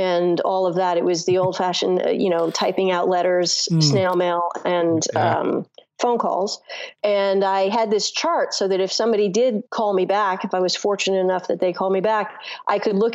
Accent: Los Angeles, California, United States; I grew up in Los Angeles

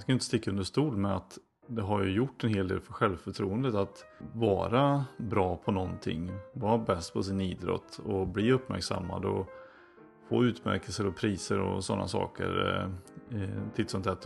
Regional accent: Floby, Västra Götaland, Sweden; i Floby då växte jag upp

